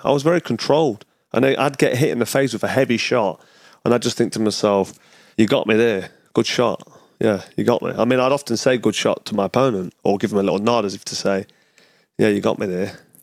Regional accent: Nottingham, East Midlands, United Kingdom; back to Nottingham, my hometown

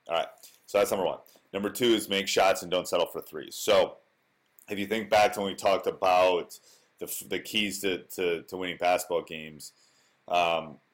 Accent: Wisconsin, United States; born or raised there

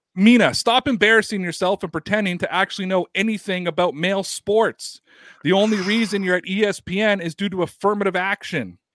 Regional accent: Canada; I cut my teeth as a Canadian.

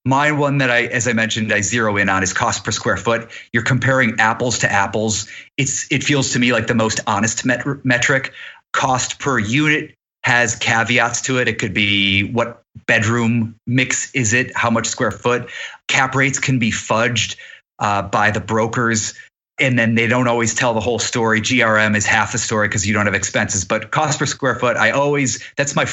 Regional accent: Cleveland, Ohio, United States; also born or lived in New York; now in Los Angeles, United States; I'm not from LA, I'm from Cleveland, Ohio

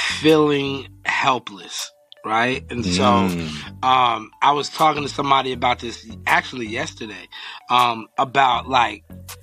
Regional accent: Philadelphia, Pennsylvania, United States; also born or lived in Long Island, New York; Moved to Philly when I was young, yeah.

